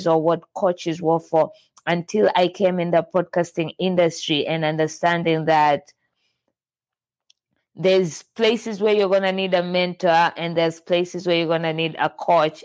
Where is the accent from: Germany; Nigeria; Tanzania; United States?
Tanzania; I'm from Tanzania